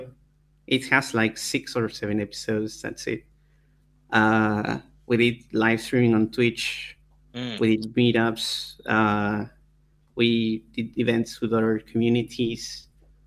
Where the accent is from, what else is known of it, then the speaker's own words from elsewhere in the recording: Argentina; I'm from Argentina